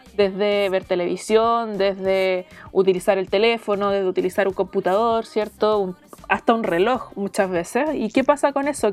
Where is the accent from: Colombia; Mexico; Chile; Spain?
Chile; Talcahuano, Biobío; moved away as an adult; also born or lived in Calbuco / Arauco / Cabrero / Chillán; now in Santiago, Chile; Yo vivo en Santiago, aunque nací y viví en Talcahuano mucho tiempo y, en otras ciudades del sur de Chile, eh, Calbuco, Arauco. Eh, Cabrero, Chillán, entre otras